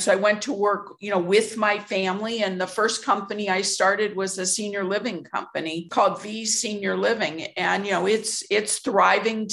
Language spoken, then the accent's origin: English; Chicago, Illinois, United States; born or raised there